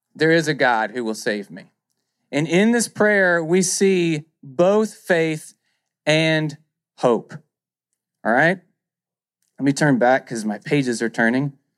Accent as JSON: {"language": "English", "area": "near Stamps", "region": "Arkansas", "country": "United States", "tie": "born or raised there", "said": "Stamps, Arkansas, near where I grew up"}